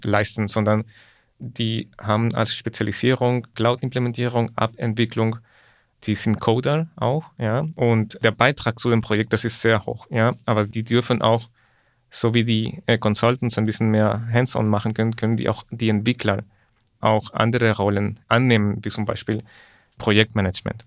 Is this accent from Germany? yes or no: no; Ecuador; moved away; ich komme ursprünglich aus Ecuador